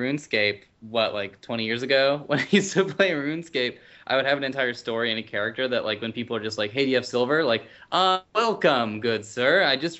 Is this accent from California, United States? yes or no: yes; San Jose, California, United States; I'm from San Jose, California.